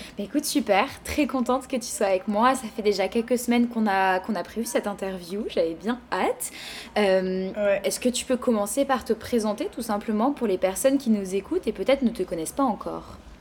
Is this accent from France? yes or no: yes; France; now in Montreal, Canada; je viens de France